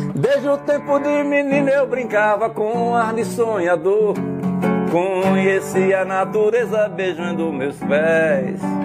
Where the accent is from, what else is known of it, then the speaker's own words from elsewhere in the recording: Alecrim, Rio Grande do Norte, Brazil; eu sou do Alecrim, de raiz, né? Eu nasci no Alecrim, eu nasci na Avenida 10